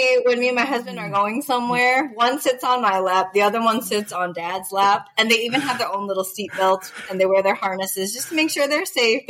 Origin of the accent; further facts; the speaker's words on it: Southern California, United States; moved away as an adult; now in Las Vegas, United States; Originally from Southern California.